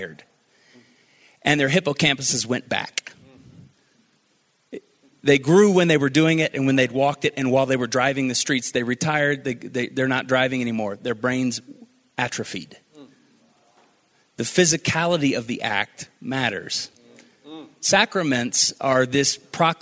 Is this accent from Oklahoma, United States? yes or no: yes; Tulsa, Oklahoma, United States; I grew up in Tulsa, Oklahoma, charismatic hub of the universe